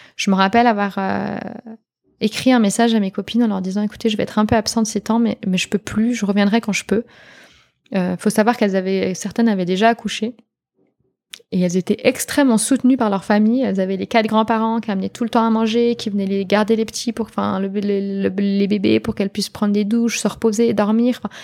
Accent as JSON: {"language": "French", "country": "Switzerland", "said": "en tant que Suisse"}